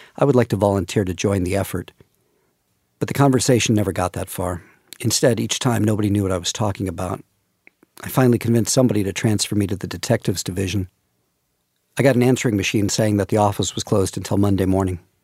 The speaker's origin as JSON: {"language": "English", "region": "California", "country": "United States", "said": "I'm from California"}